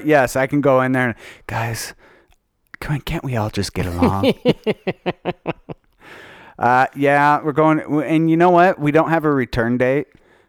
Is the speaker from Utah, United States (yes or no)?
yes; Utah, United States; I did because I was raised in Utah.